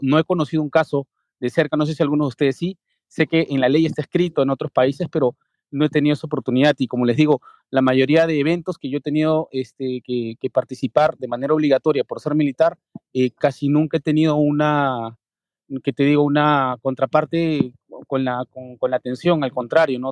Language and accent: Spanish; Lima, Peru; Soy de Lima, Perú.